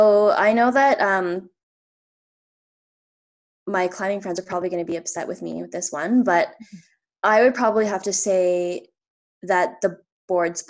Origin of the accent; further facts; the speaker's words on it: Ottawa, Ontario, Canada; moved away as an adult; I'm from Ottawa